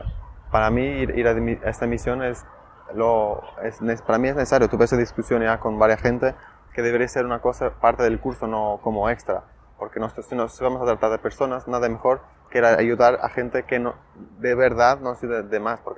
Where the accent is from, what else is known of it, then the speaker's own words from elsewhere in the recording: Portugal; soy de Portugal y estudio medicina en el cuarto curso